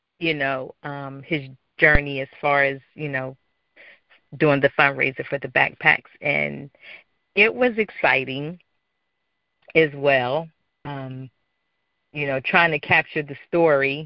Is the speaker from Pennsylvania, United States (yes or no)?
yes; Philadelphia, Pennsylvania, United States; growing up in Philadelphia